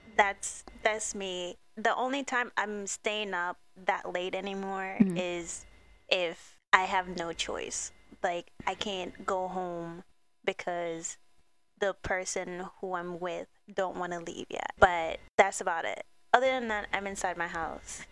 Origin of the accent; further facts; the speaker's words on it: New York City, New York, United States; we're New Yorkers